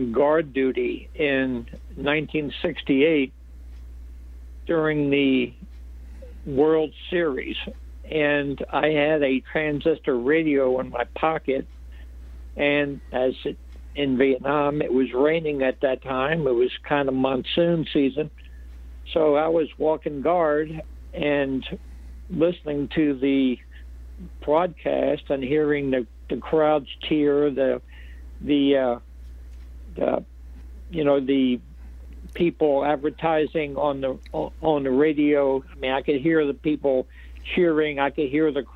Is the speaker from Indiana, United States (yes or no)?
no; Philadelphia, Pennsylvania, United States; also born or lived in Florida; I grew up in Philly and in a section of town called Fishtown.